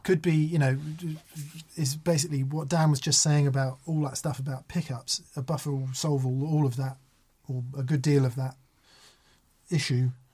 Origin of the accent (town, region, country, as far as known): Macclesfield, North West England, United Kingdom